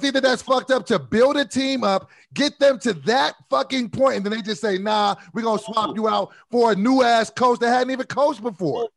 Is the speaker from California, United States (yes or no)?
yes; Sacramento, California, United States; moved away; I am from Sacramento, California, yeah, and I was a I was a loyal Kings fan. We have a shitty basketball team, but I was loyal when I lived there